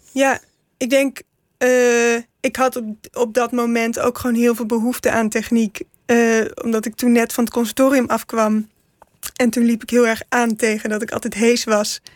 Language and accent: Dutch; 's-Hertogenbosch, North Brabant, Netherlands; ik ben in Den Bosch geboren